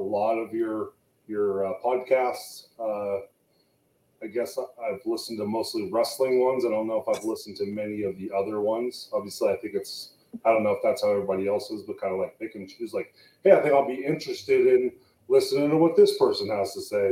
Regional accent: San Jose, California, United States; moved away as an adult; also born or lived in Fremont, California; now in Reno, United States; I'm from San Jose, California

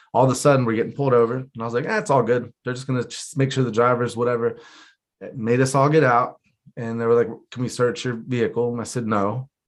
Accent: Florida, United States; I'm Florida, yeah.

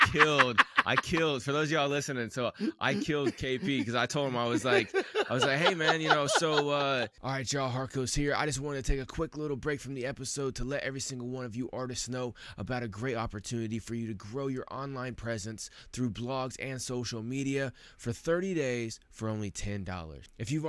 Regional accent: Midwest, United States; I grew up here in the Midwest.

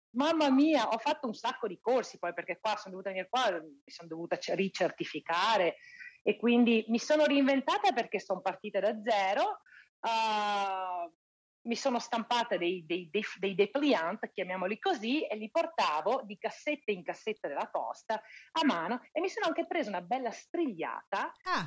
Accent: Italy; moved away; io sono italiana

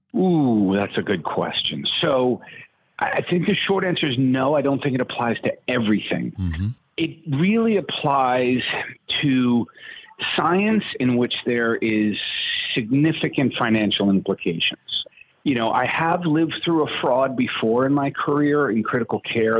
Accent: New York, United States; moved away; also born or lived in Wisconsin; I'm from New York. I'm trained in New York

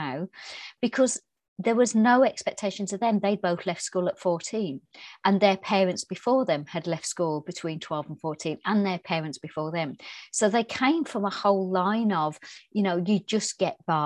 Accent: Birmingham, West Midlands, United Kingdom; I was brought up in Birmingham in England.

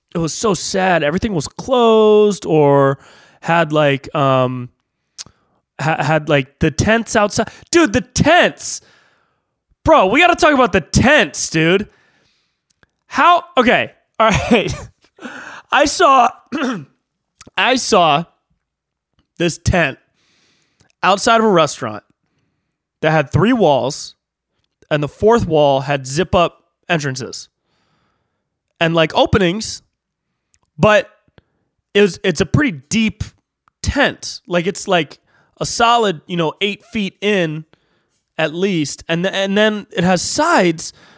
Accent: Davis, California, United States; now in Los Angeles, United States; I have friends that are in my hometown

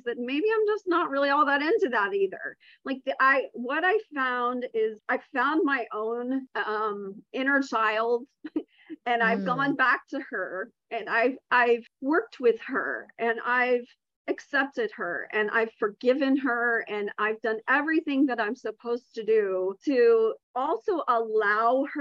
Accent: the South, United States; I'm also from the South.

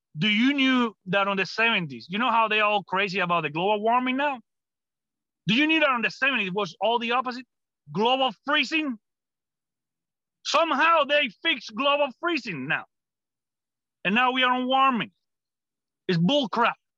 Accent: Cuba; English is a second language; moved away as an adult; now in United States; I'm coming from Cuba

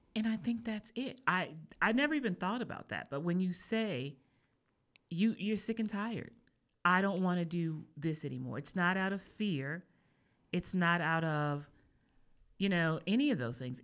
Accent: East Coast, United States; I'm from the East Coast

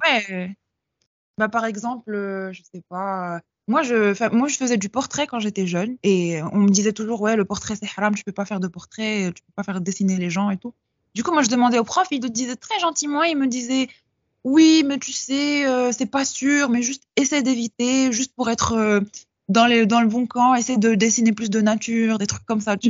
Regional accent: Casablanca, Casablanca-Settat, Morocco; je suis marocaine. je suis de Casablanca

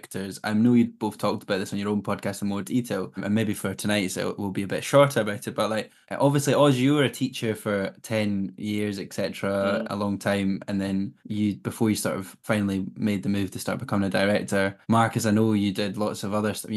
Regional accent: Scotland, United Kingdom; now in Glasgow, United Kingdom; as a Scot

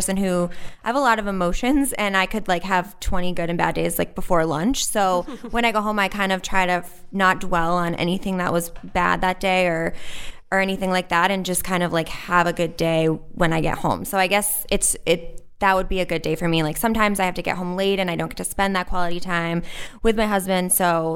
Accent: Western Massachusetts, United States; I grew up in Western Mass

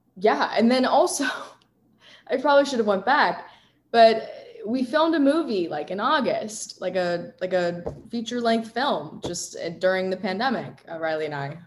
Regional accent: Virginia, United States; I'm from Virginia. I've lived in Virginia my whole life

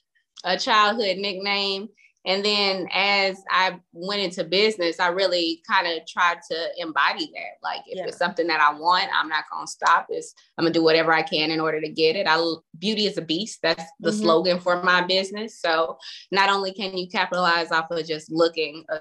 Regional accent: Fort Worth, Texas, United States; I am from the Fort Worth area

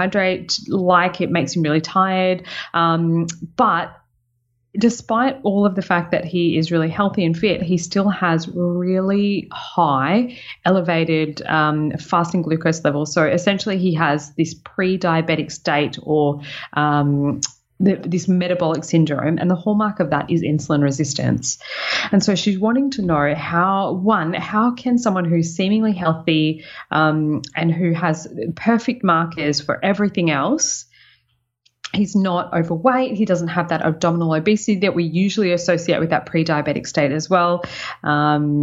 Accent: Sunshine Coast, Queensland, Australia; moved away; It's what I'm claiming as my hometown

